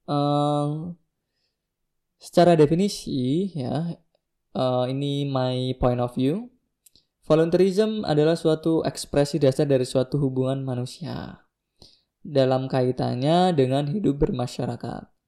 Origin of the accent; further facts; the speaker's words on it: Java, Indonesia; born there; Aku lahir di Jawa gitu kan.